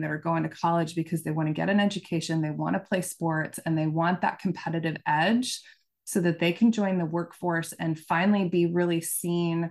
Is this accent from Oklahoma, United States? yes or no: yes; Oklahoma, United States; I'm from Oklahoma